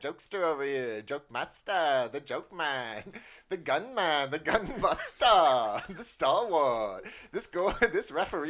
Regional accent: San Jose, California, United States; I grew up in San Jose.

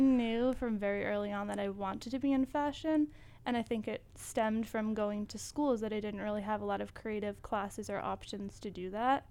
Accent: Acushnet, Massachusetts, United States; moved away as an adult; now in New York, United States; I am from a small town in Massachusetts. It's called Acushnet

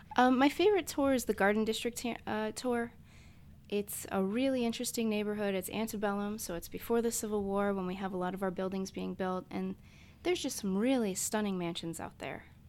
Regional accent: Connecticut, United States; moved away as an adult; now in New Orleans, United States; I grew up in Connecticut

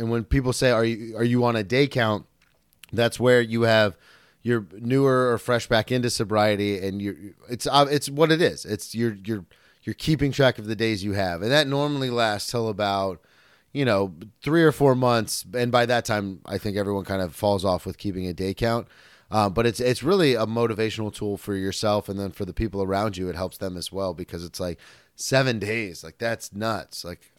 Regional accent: the South, United States; now in New York, United States; when I came from the South to New York, I'm a storyteller.

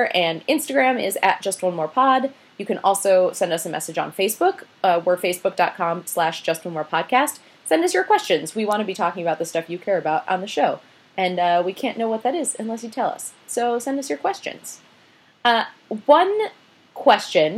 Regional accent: Minnesota, United States; I'm not from Wisconsin. I'm from Minnesota.

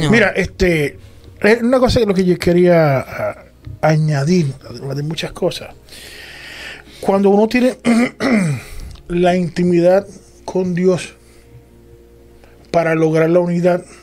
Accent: Puerto Rico; yo soy de Puerto Rico

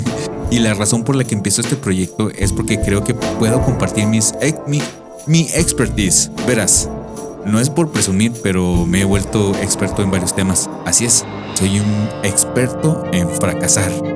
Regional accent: Mexico; now in United States; soy un mexicano viviendo en Estados Unidos

